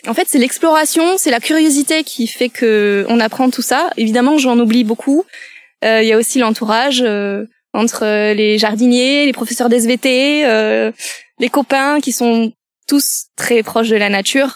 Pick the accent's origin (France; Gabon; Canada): France; Je suis originaire de Coneille, un petit village à côté de Pérorat